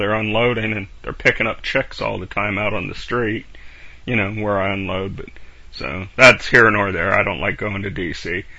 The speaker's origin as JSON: {"language": "English", "town": "Bumpass", "region": "Virginia", "country": "United States", "said": "I'm from Bumpass."}